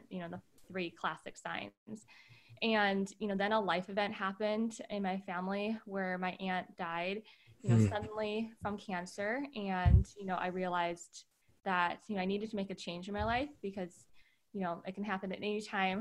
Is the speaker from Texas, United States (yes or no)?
no; Wisconsin, United States; moved away as an adult; also born or lived in California; I grew up in the Midwest, Wisconsin specifically